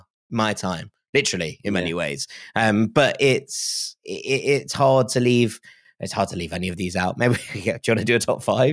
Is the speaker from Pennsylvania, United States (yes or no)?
yes; Philadelphia, Pennsylvania, United States; I'm from Philadelphia I'm a fan of Everton, Borussia Dortmund, Celtic, and of course, the mighty Philadelphia Union.